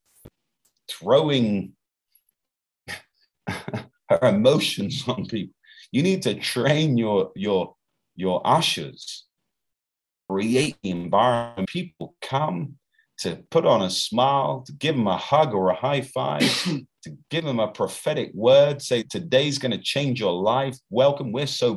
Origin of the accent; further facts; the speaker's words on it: United Kingdom; now in Brazil; here in Brazil, I'm British